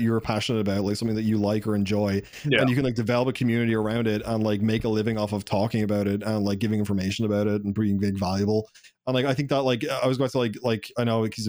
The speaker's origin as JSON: {"language": "English", "country": "Ireland", "said": "I'm Irish"}